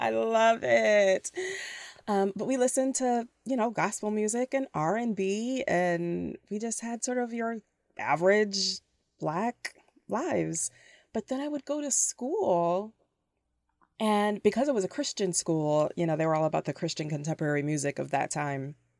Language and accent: English; Toledo, Ohio, United States; also born or lived in Cleveland, Ohio / Chicago / Metro Detroit; now in Detroit, United States; I grew up in Toledo, Ohio